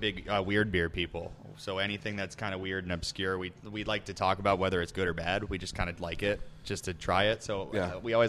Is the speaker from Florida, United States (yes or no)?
yes; South Florida, United States; I'm from South Florida, man.